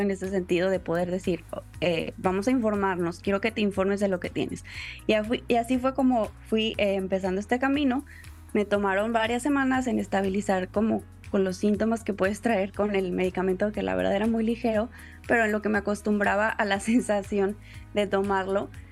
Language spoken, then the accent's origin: Spanish; Tampico, Tamaulipas, Mexico; also born or lived in Puebla; Yo soy originaria de Tampico, Tamaulipas